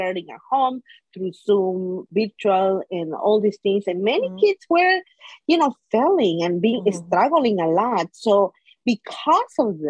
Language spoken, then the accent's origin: English; Guatemala; now in Washington, D.C., United States; I am originally from Guatemala, married to my husband from Bolivia